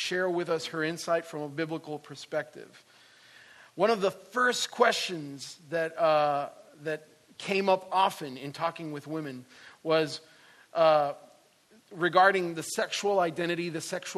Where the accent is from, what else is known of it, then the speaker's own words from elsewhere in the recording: Puerto Rico; moved away; I'm originally from Puerto Rico